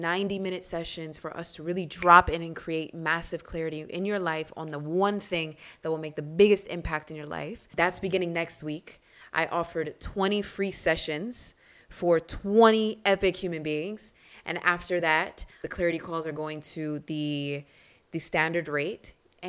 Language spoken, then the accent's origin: English; Reading, Pennsylvania, United States; I would always fight growing up in Reading outside of Philly, growing up doing martial arts and bujitsu.